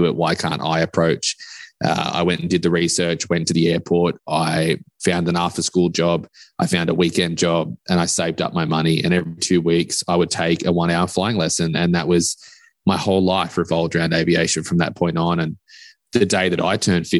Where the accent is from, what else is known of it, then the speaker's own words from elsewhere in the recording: Australia; moved away; also born or lived in West Texas; I am actually from Australia